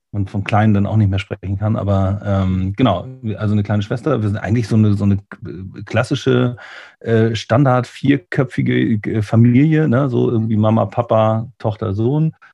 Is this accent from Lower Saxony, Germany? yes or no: no; Lübeck, Schleswig-Holstein, Germany; moved away as an adult; also born or lived in Bremen; an der Trave auch geboren, hier in, in Lübeck. Da war ich zwischendurch mal weg und bin dann wieder zurückgekommen.